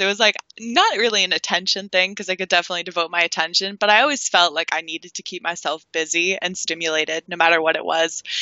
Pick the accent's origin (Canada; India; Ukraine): Canada; Toronto, Ontario; I've grown up in my whole life Toronto, Canada